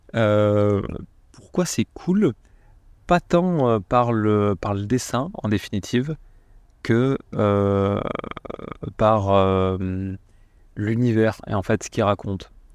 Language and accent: French; France